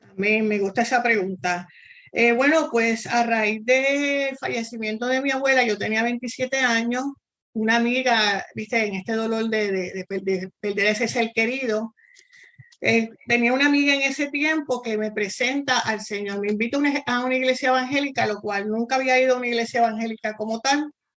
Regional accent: San Juan, Puerto Rico; moved away as an adult; also born or lived in Argentina; yo soy puertorriqueña, igual que tú. Eh, nací en San Juan, Puerto Rico

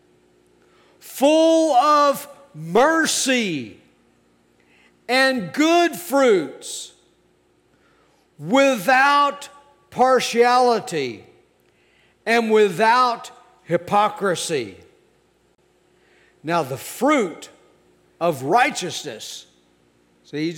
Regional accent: United States; I am an American. I love my country.

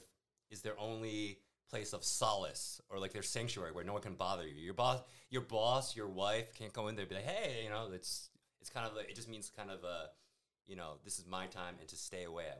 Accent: United States; moved away as an adult; now in Taiwan; as an American

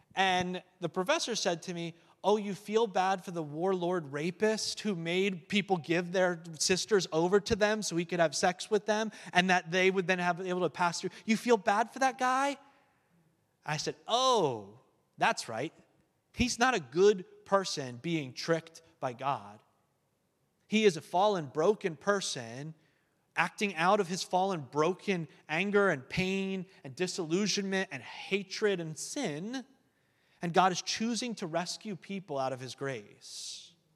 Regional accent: United States; as a American

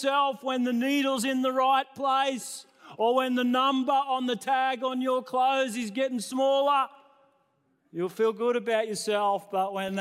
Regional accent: New South Wales, Australia; now in Queensland, Australia; I was born in New South Wales

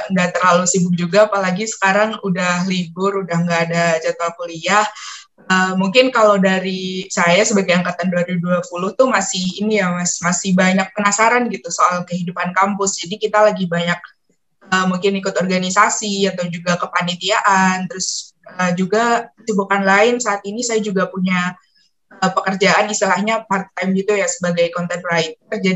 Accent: Trenggalek, East Java, Indonesia; Saya asalnya dari Kabupaten Trenggalek, Jawa Timur.

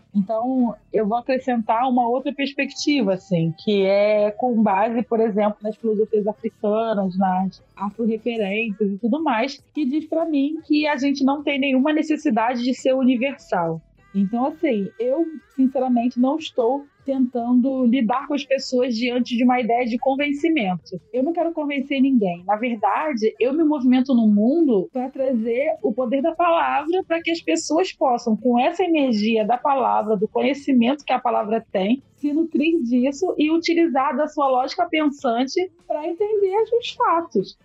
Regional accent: Brazil; a nossa experiência enquanto pessoas negras aqui no Brasil

